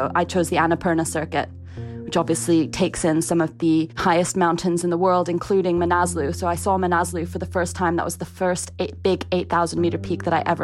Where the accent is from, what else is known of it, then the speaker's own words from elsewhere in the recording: Ottawa, Ontario, Canada; also born or lived in Kingston upon Thames, London, England; I was born in Kingston-upon-Thames in London, England, which is a very flat part of the country. I did move to Ottawa, Canada when I was 10